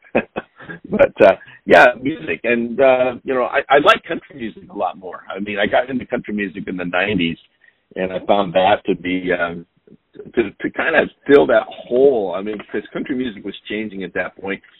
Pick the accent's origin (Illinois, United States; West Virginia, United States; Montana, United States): Montana, United States; now in Pacific Northwest, United States; I grew up in Montana